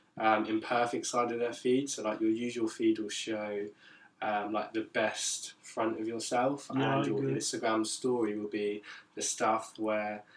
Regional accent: Isle of Wight, South East England, United Kingdom; moved away as an adult; now in Brighton, United Kingdom; I'm also from the sunny Isle of Wight. I'm also a student down here in Brighton

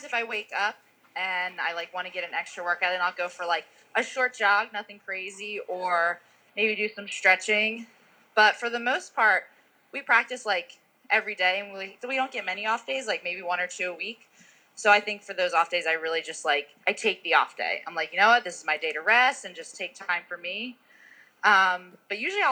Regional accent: New Jersey, United States; now in Utah, United States; I'm from New Jersey

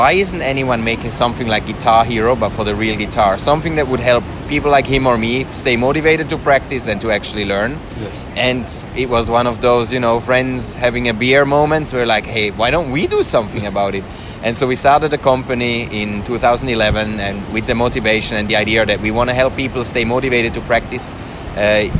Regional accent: Switzerland; moved away as an adult; also born or lived in Finland; now in Helsinki, Finland; so I'm from Switzerland originally. I moved to Finland about 10 years ago

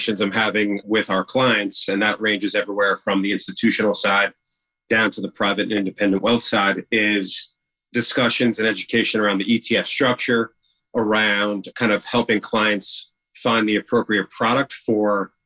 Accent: Rockland County, New York, United States; I grew up in Rockland County, New York

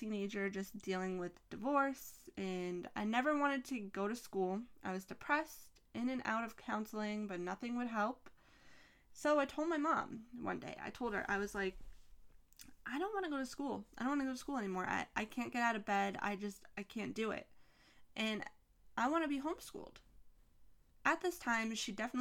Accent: Massachusetts, United States; I'm from Massachusetts. I live in Massachusetts

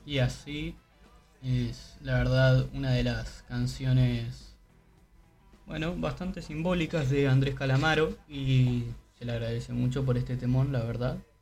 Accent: Uruguay; acá como uruguayo

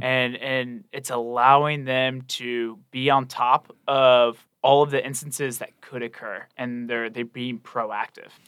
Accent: Charleston, South Carolina, United States; born and raised in Charleston, went to, uh, the Citadel down there in Charleston

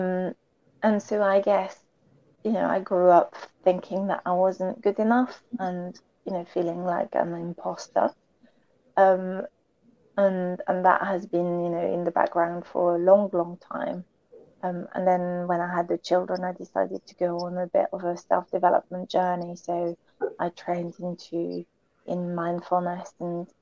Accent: France; moved away; I grew up back in France

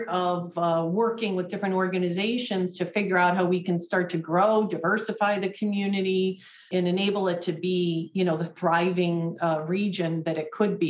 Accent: Rochester, New York, United States; moved away as an adult; also born or lived in Fredonia, New York; now in Buffalo, United States; I'm not from Buffalo. I grew up in the Rochester area, and I came here to go to graduate school at UB

